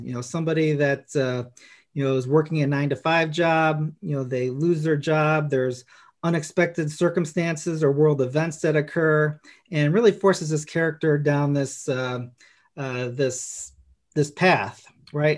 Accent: Chicago, Illinois, United States; I grew up in Chicago

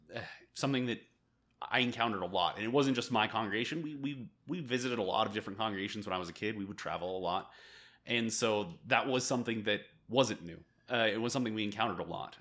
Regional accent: California, United States; moved away as an adult; also born or lived in Korea; now in El Paso, United States; I grew up in the Church of Christ, uh, in California

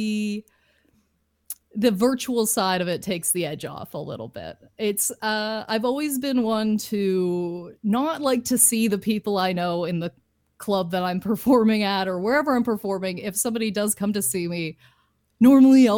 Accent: Lindsay, Ontario, Canada; moved away as an adult; now in Toronto, Canada; But my hometown is Lindsay

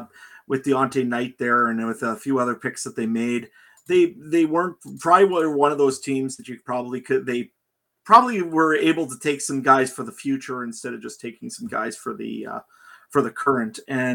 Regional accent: Saskatchewan, Canada; I hate to do it to my hometown team, but I really did not like the Saskatchewan Rough Riders draft.

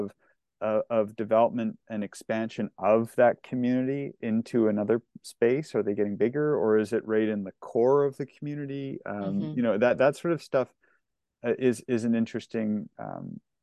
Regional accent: Lower Mainland, British Columbia, Canada; grew up in the Lower Mainland

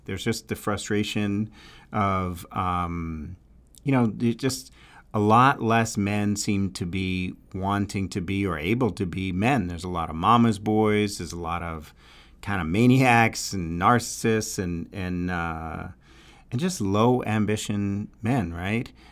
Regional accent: New York, United States; accent: New York; my New York accent

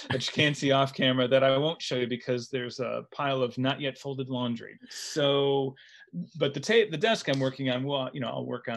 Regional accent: United States; also born or lived in Los Angeles / Chicago / Istanbul; as an American

